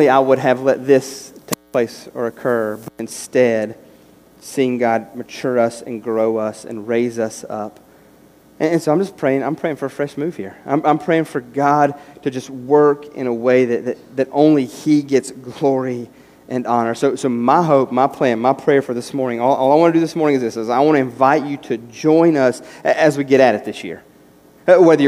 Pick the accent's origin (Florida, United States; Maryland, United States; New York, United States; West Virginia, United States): West Virginia, United States; moved away; As a kid growing up in West Virginia